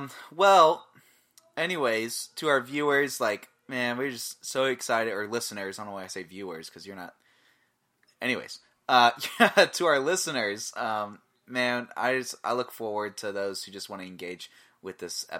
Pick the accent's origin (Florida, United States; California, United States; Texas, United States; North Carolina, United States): Florida, United States; born there; now in Iowa, United States; I'm half Puerto Rican, and I was born in Florida. I'm not bred for winter, and I definitely didn't move to Iowa for the weather.